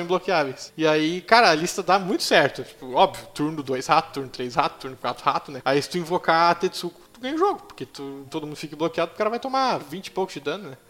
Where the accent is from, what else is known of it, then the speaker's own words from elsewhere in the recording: Montenegro, Rio Grande do Sul, Brazil; eu nasci e me criei aqui em Montenegro, eh, Rio Grande do Sul